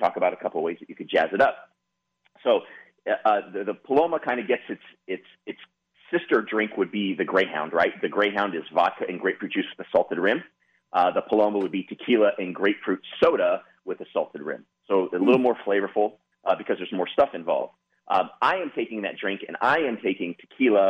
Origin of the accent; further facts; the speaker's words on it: Santa Clarita, California, United States; I grew up in Santa Clarita.